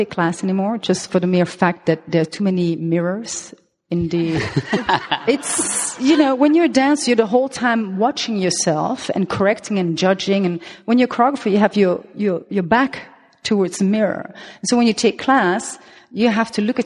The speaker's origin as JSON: {"language": "English", "country": "Belgium", "also_born_or_lived": "Colombia", "accent": "French", "first_language": "French", "second_language": "English", "moved": "yes", "lives_now": "Amsterdam, Netherlands", "said": "I am half Belgian, half Colombian. Therefore, I have this, Latin name. But my mother tongue is French. That's the accent you hear"}